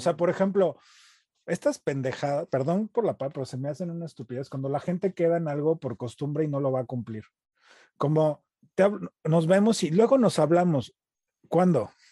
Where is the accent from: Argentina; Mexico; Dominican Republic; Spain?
Mexico; also born or lived in United States; now in Los Angeles, United States; Nací en Estados Unidos, crecí en, México, crecí como mexicano